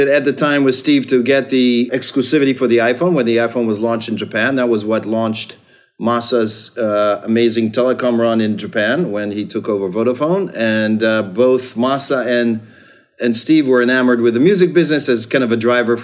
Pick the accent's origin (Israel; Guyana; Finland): Israel; moved away as an adult; now in United States; I grew up in Israel and moved to the States to get a scholarship